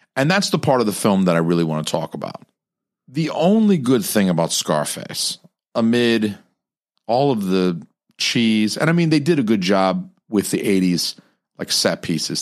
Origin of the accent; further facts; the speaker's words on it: Atlanta, Georgia, United States; I'm from Atlanta